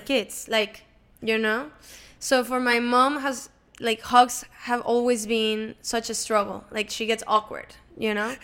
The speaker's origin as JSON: {"language": "English", "town": "Monterrey", "region": "Nuevo León", "country": "Mexico", "tie": "born or raised there", "second_language": "English", "moved": "yes", "lives_now": "Los Angeles, United States", "said": "I'm from Monterrey, Mexico. Um, grew up there. I was born there, grew up there."}